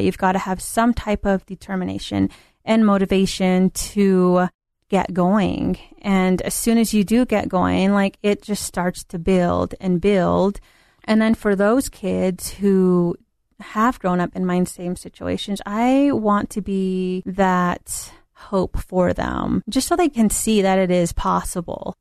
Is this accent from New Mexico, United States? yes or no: yes; Hogback, New Mexico, United States; moved away; I grew up in the Four Corners area down in New Mexico um, a little town called Hogback, New Mexico.